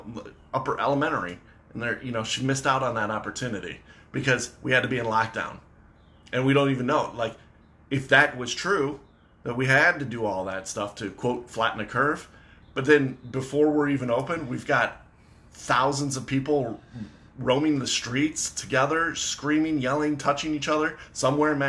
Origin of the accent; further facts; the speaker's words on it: Michigan, United States; I'm from Michigan